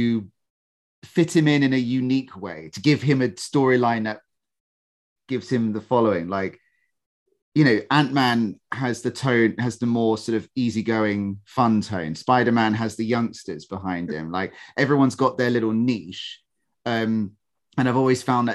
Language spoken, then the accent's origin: English; United Kingdom